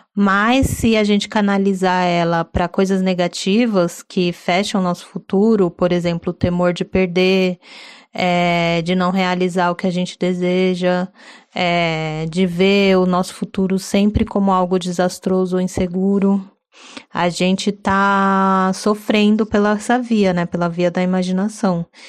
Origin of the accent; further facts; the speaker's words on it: São Paulo, Brazil; paulistana, daquelas poucas que adora viver em São Paulo